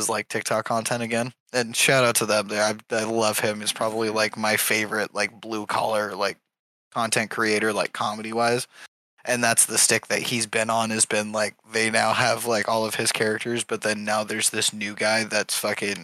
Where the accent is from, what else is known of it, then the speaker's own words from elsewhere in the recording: Idaho, United States; I was raised in Idaho